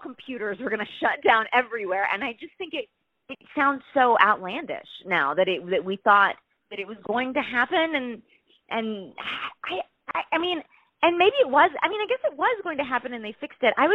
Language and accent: English; East Texas, United States; moved away; East Texas, which is where I'm from. And I am a child of the 90s. And for me, subjectively, it made sense to set something in my hometown in the 90s where I grew up.